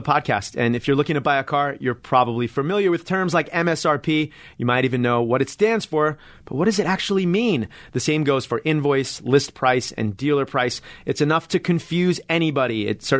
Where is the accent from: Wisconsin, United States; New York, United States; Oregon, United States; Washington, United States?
New York, United States; Hempstead; I didn't go to Hofstra. I came from Hempstead, right?